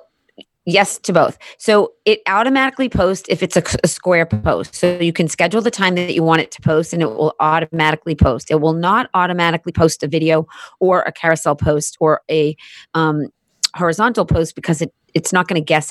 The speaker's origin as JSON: {"language": "English", "town": "Boston", "region": "Massachusetts", "country": "United States", "said": "we're both from Boston."}